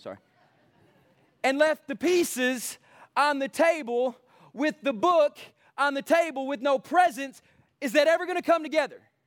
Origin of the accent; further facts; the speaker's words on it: East Texas, United States; we're East Texan